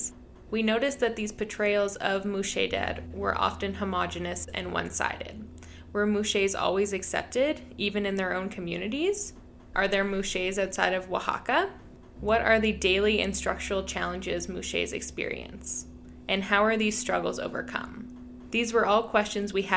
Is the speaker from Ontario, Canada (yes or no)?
no; Calgary, Alberta, Canada; I am originally from Calgary, Alberta